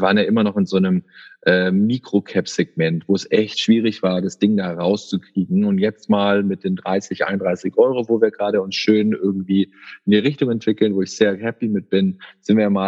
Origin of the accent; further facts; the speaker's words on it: Baden-Württemberg, Germany; man denkt dann schon halb dann irgendwie in Englisch auch als Schwabe hier, ja.